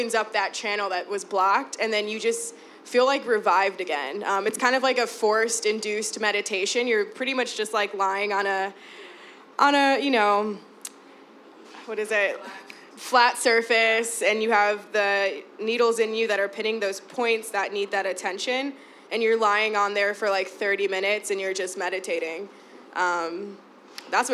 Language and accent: English; Chicago, Illinois, United States; I'm born and raised here. I've always lived in the city. I was born in Bronzeville, but I moved to Humboldt Park when I was about, like, 9, so I pretty much was raised there.